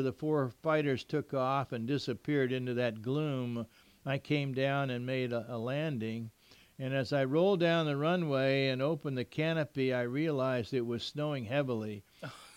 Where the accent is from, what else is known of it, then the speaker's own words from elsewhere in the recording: Miami, Florida, United States; moved away as an adult; also born or lived in Westover, Massachusetts; now in Southern California, United States; born and raised in Miami